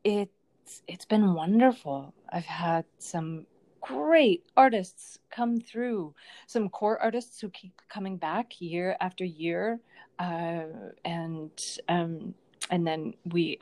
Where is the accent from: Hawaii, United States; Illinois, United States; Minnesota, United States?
Minnesota, United States; Lanesboro; my hometown of Lanesboro, Minnesota